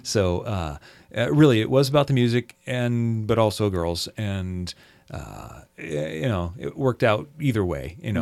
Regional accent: Seattle, Washington, United States; I grew up in the Seattle area here

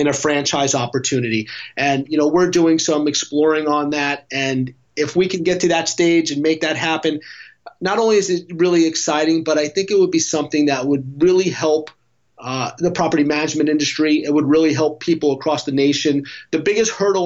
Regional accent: New York, United States; now in San Diego, United States; I'm originally from New York, so I know the Northeast well

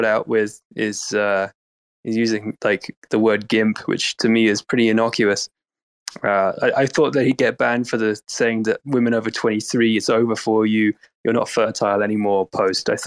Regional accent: England, United Kingdom; we're both English

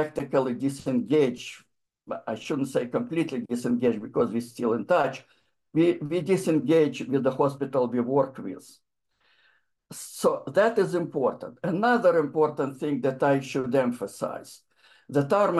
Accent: Ukraine; moved away as an adult; now in United States; I'm from the Soviet Union, particularly in Ukraine. And I came to United States in 1988

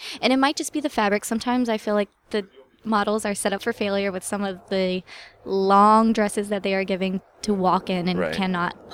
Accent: Florida, United States; moved away as an adult; now in Los Angeles, United States; before I moved out here to LA, because I'm from Florida.

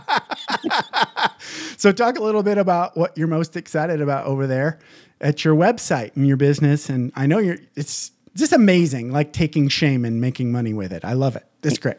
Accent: small town Michigan, United States; also born or lived in Southern California; now in Las Vegas, United States; I grew up in small town Michigan

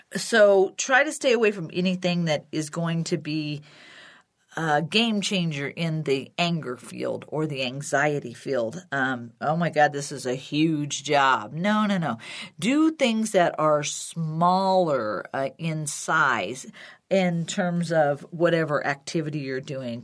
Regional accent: Illinois, United States; now in Colorado, United States; where I used to live, where I grew up in Illinois

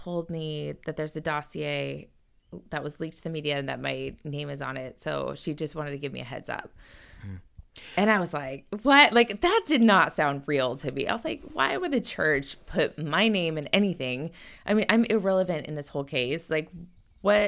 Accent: San Diego, California, United States; I'm from San Diego

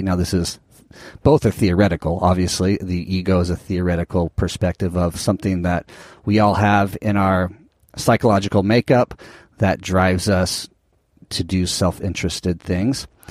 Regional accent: Southern California, United States; growing up in Southern California

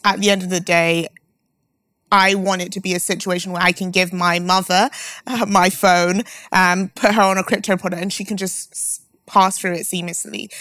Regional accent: London, United Kingdom; I'm from London

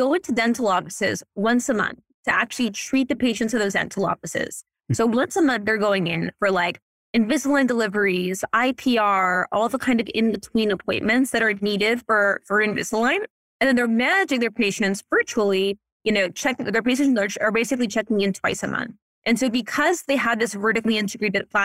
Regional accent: New Orleans, Louisiana, United States; also born or lived in New York; now in Los Angeles, United States; I grew up in New Orleans.

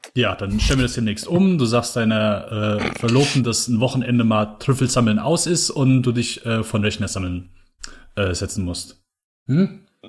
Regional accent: Germany; mein Mutterland

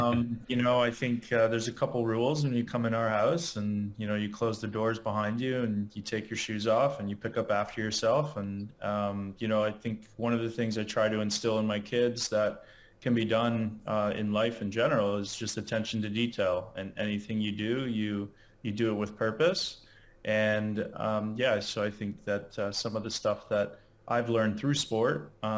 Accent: King City, Ontario, Canada; also born or lived in Chicago, United States; now in Florida, United States; I'm based in Florida now. Just moved here recently from Chicago, and originally from just outside of Toronto, Ontario, Canada.

